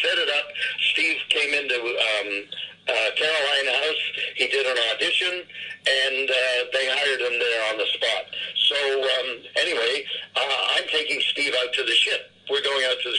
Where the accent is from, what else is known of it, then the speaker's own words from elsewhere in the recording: England, United Kingdom; I was a British subject. I was born in England